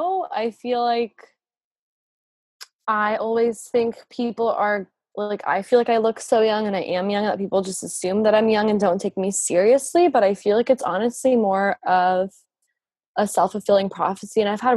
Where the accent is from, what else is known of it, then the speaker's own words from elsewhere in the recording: the Bible Belt, United States; existing as like a witch growing up in the Bible Belt